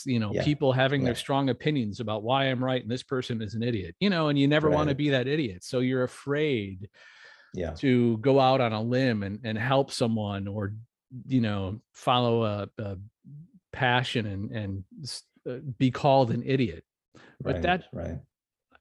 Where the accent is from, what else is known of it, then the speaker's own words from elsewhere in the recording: Wisconsin, United States; moved away as an adult; I'm from Wisconsin. We have a small town called New Berlin